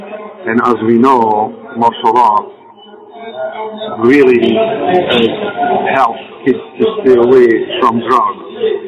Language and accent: English; Belgium; English is a second language; moved away as an adult; now in Los Angeles, United States; we grew up together in Belgium, and we went in 1982 in Los Angeles.